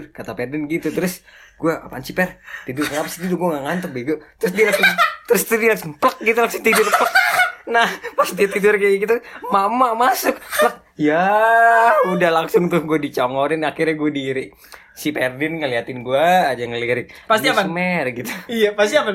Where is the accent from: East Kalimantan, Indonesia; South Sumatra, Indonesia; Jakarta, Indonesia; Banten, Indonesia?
Jakarta, Indonesia; Tebet; Gue kan, gue kan dari Tebet ya. Tebet itu kan uh, istilahnya masih sepi lah.